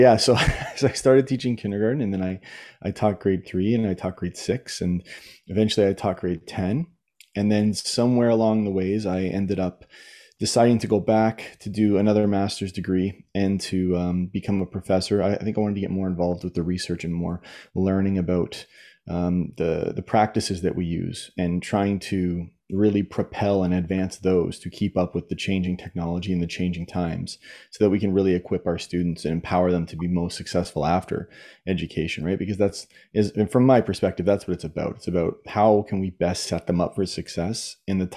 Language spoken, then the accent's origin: English; Southern Ontario, Canada; I grew up in Southern Ontario, and I went through the Ontario school system